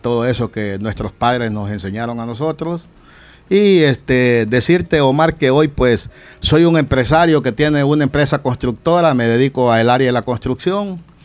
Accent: Santa Rosa de Lima, La Unión, El Salvador; En este barrio, el convento, de donde yo soy natal

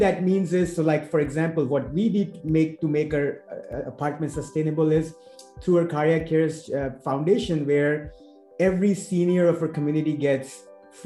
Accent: Agra, Uttar Pradesh, India; moved away; when I was growing up in India in that little colony of ours in Agra

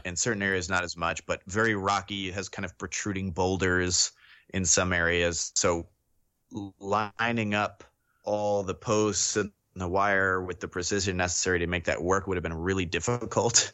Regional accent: Sonoma County, California, United States; I grew up in Sonoma County

